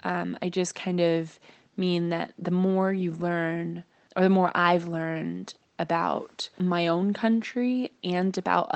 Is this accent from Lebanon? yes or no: no; United States; if somebody guesses that I'm Canadian, it means they hear my North American accent, but they think I'm nice.